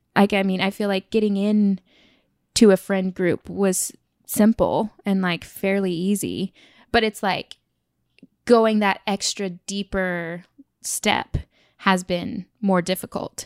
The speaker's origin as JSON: {"language": "English", "region": "Oklahoma", "country": "United States", "tie": "born or raised there", "also_born_or_lived": "Tulsa", "moved": "as an adult", "lives_now": "New York, United States", "said": "I'm just from Oklahoma"}